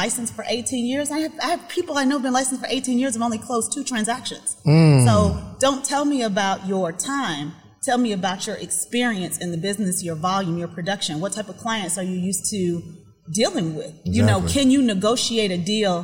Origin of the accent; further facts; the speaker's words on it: Panama City, Florida, United States; I was born in Florida, raised in Panama City, Florida